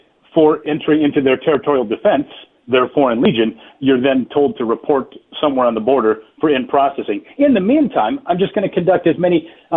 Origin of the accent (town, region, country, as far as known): United States